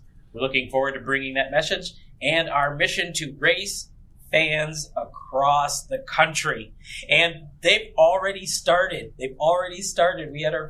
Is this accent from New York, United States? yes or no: no; Michigan, United States; I'm from Michigan